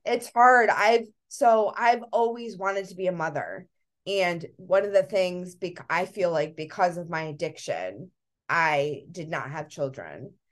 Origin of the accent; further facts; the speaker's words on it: Connecticut, United States; we're from Connecticut, by the way, we're in Connecticut.